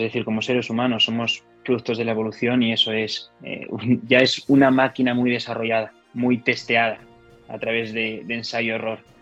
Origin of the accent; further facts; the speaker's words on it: Gijón, Asturias, Spain; moved away as an adult; soy de Gijón. Me fui de Gijón con 18 años